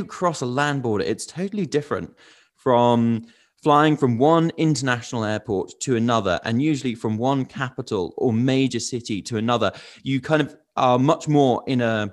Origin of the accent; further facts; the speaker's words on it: United Kingdom; as a British person